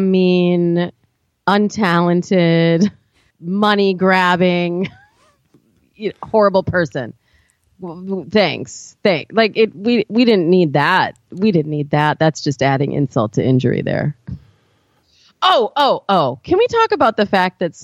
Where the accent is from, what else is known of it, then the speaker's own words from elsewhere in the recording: Michigan, United States; I grew up in Michigan.